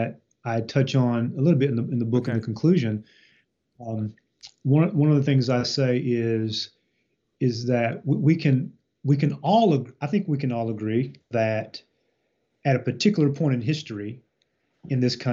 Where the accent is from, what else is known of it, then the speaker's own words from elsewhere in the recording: Eastern Kentucky, United States; I grew up in Eastern Kentucky